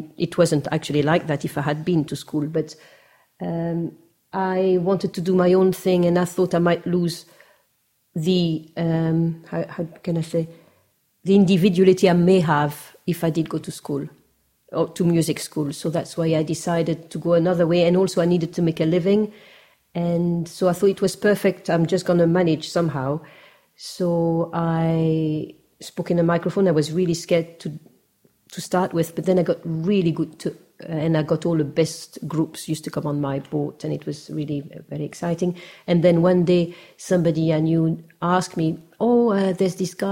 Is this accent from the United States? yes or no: no; France; everybody knew I was from France.